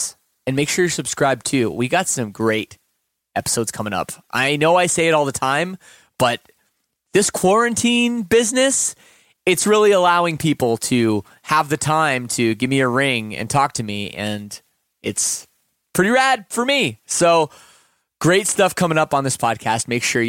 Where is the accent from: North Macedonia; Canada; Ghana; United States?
Canada; you know, kind of just being Canadian, you know, like following the media a little bit.